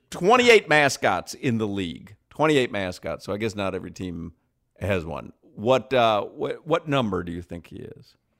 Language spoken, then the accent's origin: English; Chicago, Illinois, United States; when I was growing up in Chicago